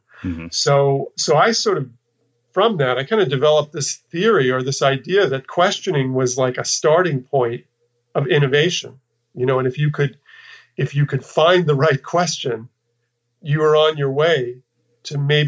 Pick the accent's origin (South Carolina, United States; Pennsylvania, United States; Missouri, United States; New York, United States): New York, United States; moved away as an adult; also born or lived in Texas; I kind of left the place where I lived and grew up. I'm from New York